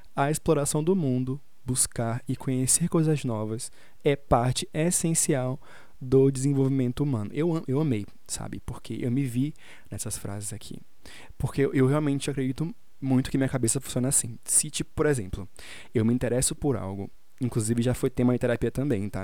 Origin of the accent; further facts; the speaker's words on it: Salvador, Bahia, Brazil; moved away as an adult; now in São Paulo, Brazil; eu sou de Salvador